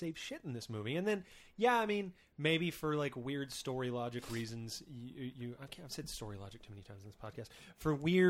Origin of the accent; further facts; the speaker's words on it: the South, United States; where I'm from in the South